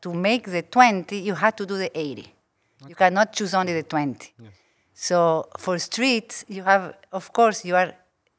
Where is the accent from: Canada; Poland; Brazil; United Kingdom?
Brazil; English is a second language; also born or lived in Uruguay / United States / Singapore; now in Paris, France; Yes, I was born in Uruguay from a Uruguayan mother, a French father. Grew up part of my life, my childhood in Brazil, but among all of other places.